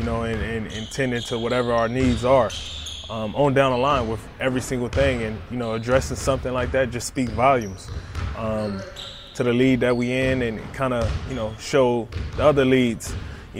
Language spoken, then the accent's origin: English; Compton, California, United States; being a kid growing up in Compton